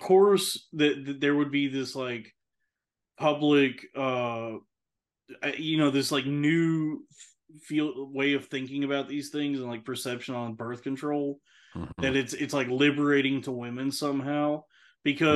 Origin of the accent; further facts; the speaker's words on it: Texas, United States; growing up in Texas